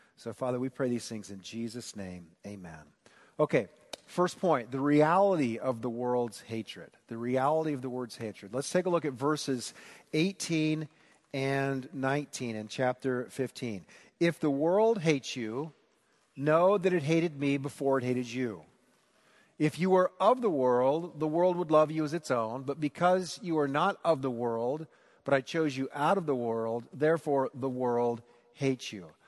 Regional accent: Newton, Iowa, United States; moved away; at Perkins in Newton, Iowa

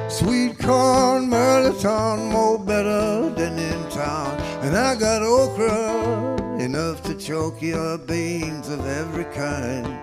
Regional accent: New Orleans, Louisiana, United States; moved away; I grew up in New Orleans

